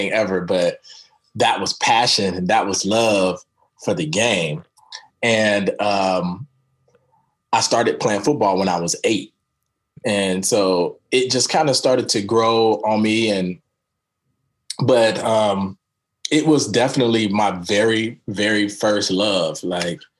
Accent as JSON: {"language": "English", "town": "Daytona Beach", "region": "Florida", "country": "United States", "tie": "born or raised there", "moved": "yes", "lives_now": "Portland, United States", "said": "I grew up in Daytona Beach, Florida"}